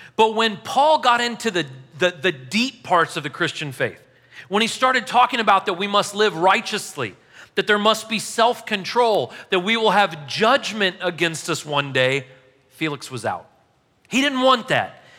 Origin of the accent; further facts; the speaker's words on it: St. Louis, Missouri, United States; I'm from Saint Louis